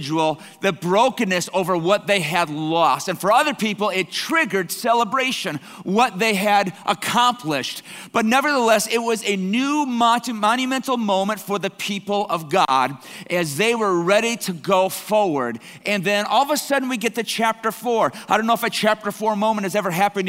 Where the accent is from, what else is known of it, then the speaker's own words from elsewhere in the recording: Canada; I'm Canadian blood here